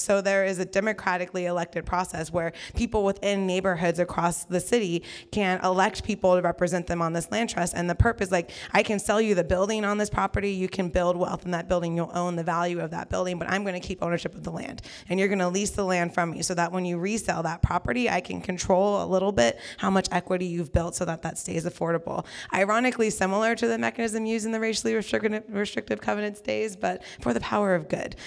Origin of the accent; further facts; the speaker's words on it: Central Valley, California, United States; now in Sacramento, United States; I'm from the Central Valley.